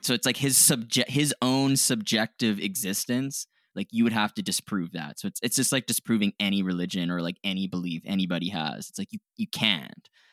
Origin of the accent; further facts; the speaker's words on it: Canada; we're Canadian